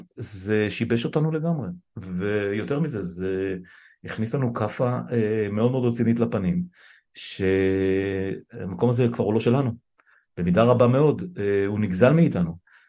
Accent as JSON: {"language": "Hebrew", "country": "Israel", "tie": "born or raised there", "said": "נולדתי בישראל"}